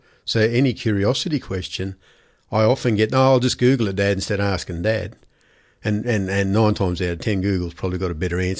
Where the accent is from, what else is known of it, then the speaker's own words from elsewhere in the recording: Brisbane, Queensland, Australia; No, I was kind of grew up in Brisbane. Dad was a policeman, so he shifted every 2 to 3 years. We grew up initially in Brisbane, then North Queensland, and including a couple of years in an Aboriginal reserve